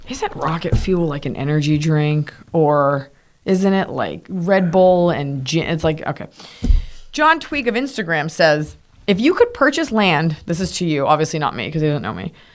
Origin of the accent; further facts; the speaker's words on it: Texas, United States; from Texas